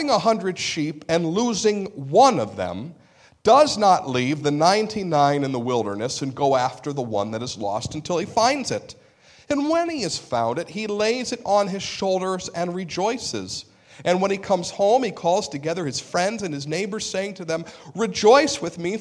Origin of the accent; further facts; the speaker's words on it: United States; We're American Christians.